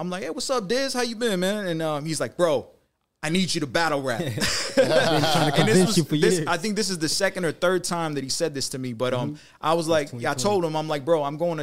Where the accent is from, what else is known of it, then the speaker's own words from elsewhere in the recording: Detroit, Michigan, United States; now in Las Vegas, United States; I'm from Detroit. So born and raised in Detroit.